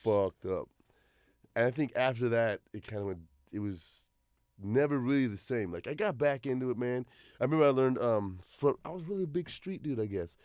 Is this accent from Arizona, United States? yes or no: yes; Mesa, Arizona, United States; I grew up in Mesa.